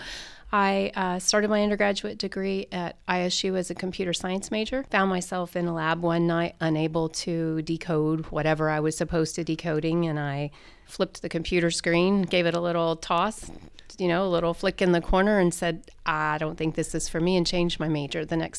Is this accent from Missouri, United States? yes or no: no; Greenfield, Indiana, United States; Actually, I grew up in Greenfield, Indiana. I went to New Palestine High School.